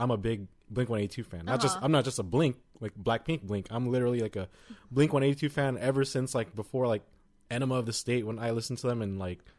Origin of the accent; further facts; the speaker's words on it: United States; we're from America